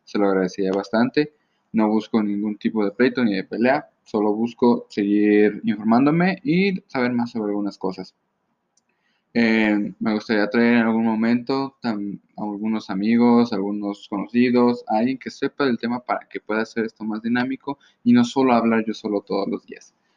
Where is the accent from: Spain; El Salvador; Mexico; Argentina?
Mexico; soy de México